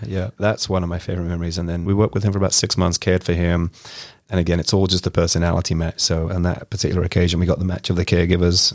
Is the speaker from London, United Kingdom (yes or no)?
yes; London, United Kingdom; moved away; I grew up in West London in the mid nineties